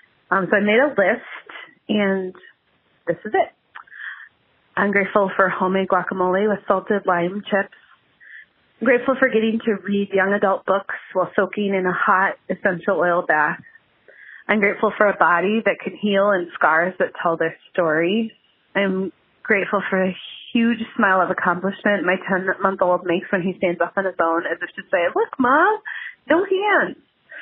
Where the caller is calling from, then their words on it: Berwyn, Illinois, United States; Hello, this is …. I'm calling from Berwyn, Illinois.